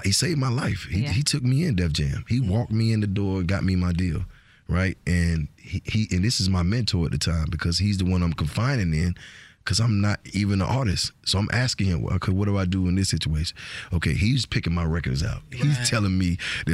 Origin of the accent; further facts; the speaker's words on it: Georgia, United States; accent: Georgia; also born or lived in Fort Lauderdale, Florida; My accent is so Georgia, it ain't funny